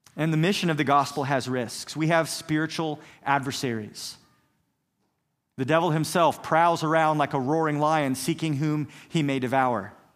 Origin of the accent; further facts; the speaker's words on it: Kansas, United States; I grew up here in Kansas